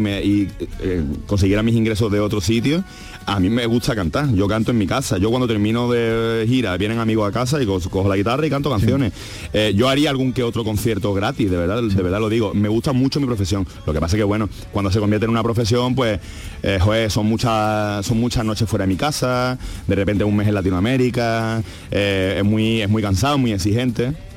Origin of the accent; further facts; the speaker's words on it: Andalusia, Spain; yo soy, no solo soy andaluz, sino que soy andalucista